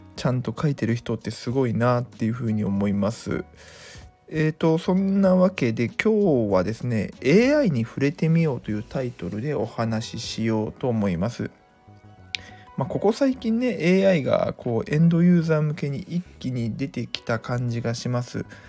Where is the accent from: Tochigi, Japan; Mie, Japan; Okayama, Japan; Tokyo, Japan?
Mie, Japan; 地元三重県